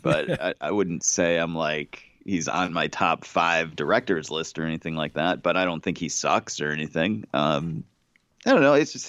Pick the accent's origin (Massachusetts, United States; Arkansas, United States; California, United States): Massachusetts, United States; I grew up in Massachusetts. I still live in Massachusetts, and I've been to Martha's Vineyard